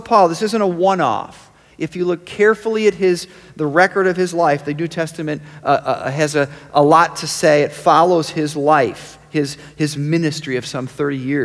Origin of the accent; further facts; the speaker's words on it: Rochester, New York, United States; I was born in Rochester, New York.